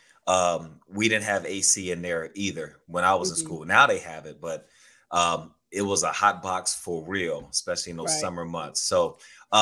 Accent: Houston, Texas, United States; moved away as an adult; also born or lived in Cleveland, Texas; now in Oregon, United States; I also, like you, am from Texas. So I grew up in Houston, Texas, and then moved

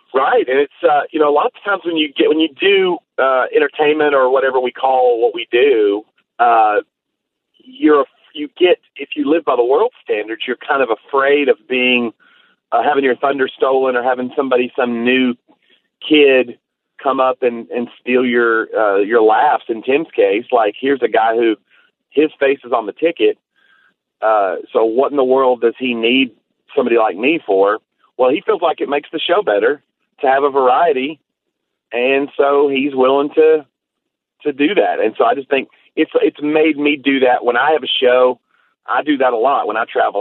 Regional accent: Tennessee, United States; I'm from Tennessee

